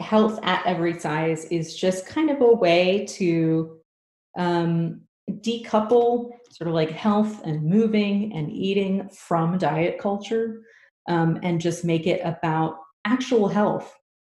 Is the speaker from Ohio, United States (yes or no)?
no; Houston, Texas, United States; So it was in my hometown.